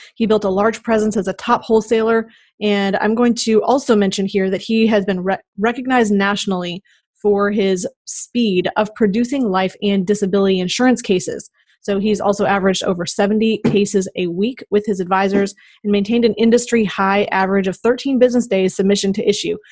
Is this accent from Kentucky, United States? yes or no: no; Minnesota, United States; I am from Minnesota